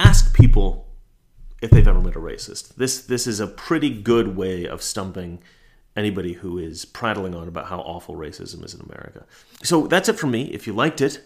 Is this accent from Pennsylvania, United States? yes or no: no; Oregon, United States; We're both from Oregon. We both grew up at about the same time, knew very similar types of people